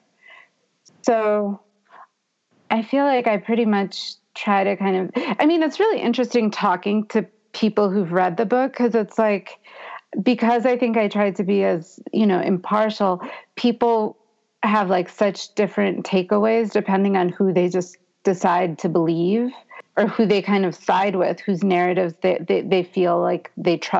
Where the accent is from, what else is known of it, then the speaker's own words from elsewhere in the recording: Boston, Massachusetts, United States; moved away; also born or lived in New Orleans; I grew up in Boston